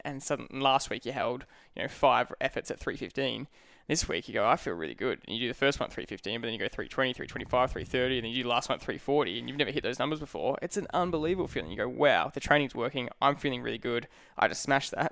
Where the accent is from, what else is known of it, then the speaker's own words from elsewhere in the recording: the Dandenongs, Victoria, Australia; we grew up in the in the Dandenongs in the hills